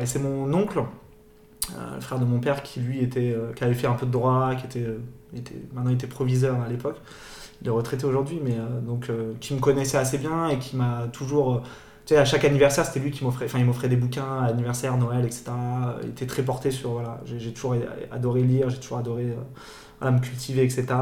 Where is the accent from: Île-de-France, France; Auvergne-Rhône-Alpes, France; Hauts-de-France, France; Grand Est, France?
Île-de-France, France; Paris; moved away as an adult; also born or lived in Luxembourg; now in San Francisco, United States; j'ai grandi à Paris, euh, j'ai fait mes études à Paris.